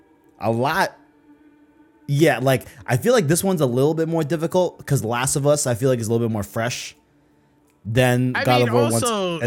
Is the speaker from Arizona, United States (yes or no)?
yes; Arizona, United States; also born or lived in Flushing, Queens, New York; I more so claim Arizona just because I was raised here